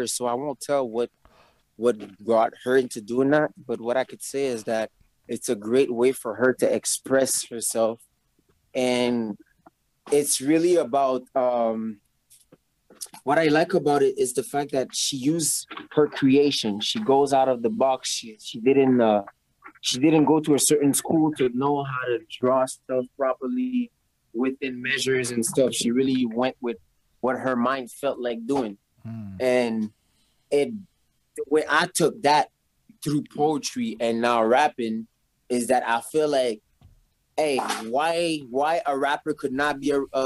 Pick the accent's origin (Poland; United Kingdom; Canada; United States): Canada; Montreal, Quebec; I grew up in Rivière-des-Prairies